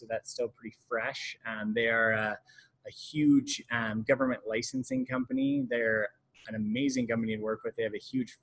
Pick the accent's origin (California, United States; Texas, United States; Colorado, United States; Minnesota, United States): Colorado, United States; Western; I grew up in Western Colorado, went to University of Colorado three times